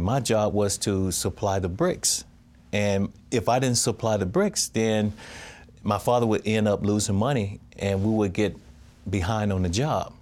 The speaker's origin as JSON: {"language": "English", "town": "Crawford", "region": "Mississippi", "country": "United States", "tie": "born or raised there", "said": "growing up in Crawford, Mississippi, it's just like all family"}